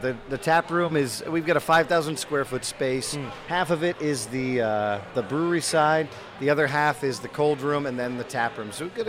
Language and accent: English; New England, United States; I'm from New England.